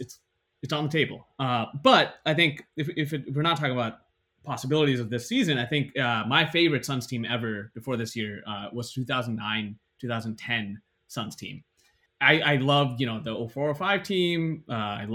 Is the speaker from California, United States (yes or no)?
yes; Bay Area, California, United States; growing up in the Bay Area